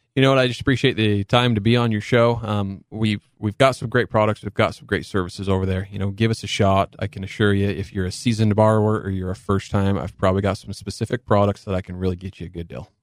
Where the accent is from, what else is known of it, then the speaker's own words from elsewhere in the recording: Cedar City, Utah, United States; I was born and raised in Cedar City. Um, you know, so I'm local boy from Southern Utah